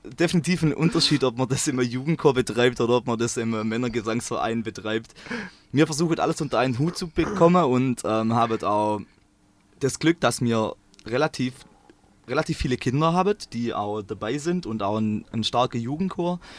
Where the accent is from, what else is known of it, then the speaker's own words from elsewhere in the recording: Swabia, between Stuttgart and Lake Constance, Baden-Württemberg, Germany; accent: Swabian; ich komme ähm, aus dem Schwabeland, ähm, zwischen Stuttgart und Bodensee